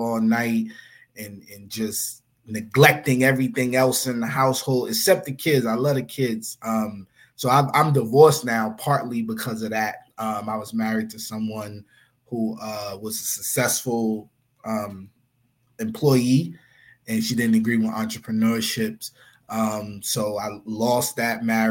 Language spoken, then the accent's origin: English; New York City, New York, United States; also born or lived in Philadelphia, Pennsylvania / The Bronx; My mom's moved to Far Rock when I was like 2 years old